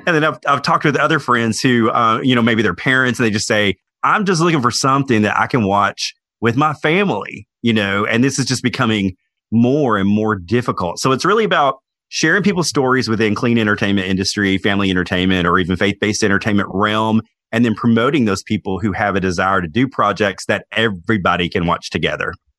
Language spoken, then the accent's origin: English; Knoxville, Tennessee, United States; I was born in Knoxville, Tennessee